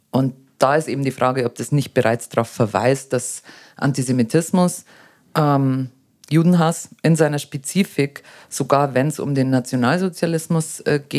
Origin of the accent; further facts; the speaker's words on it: Germany; dass man nämlich äh, sich selber, so gerade wir als Deutsche, so, so ein schweres Schicksal ähm, äh, äh, vor sich herträgt